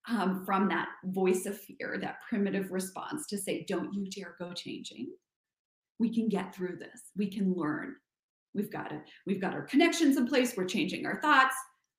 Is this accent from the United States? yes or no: yes; Kansas, United States; moved away as an adult; also born or lived in New York / France; I'm from Kansas.